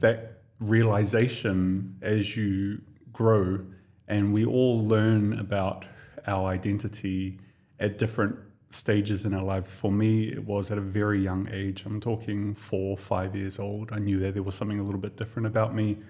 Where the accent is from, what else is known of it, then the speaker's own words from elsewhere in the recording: Tokomaru Bay, Gisborne, New Zealand; moved away as an adult; now in Dubai, United Arab Emirates; a little tiny little town on the east coast of the North Island of New Zealand called Tokomaru Bay. So that's where I was born and raised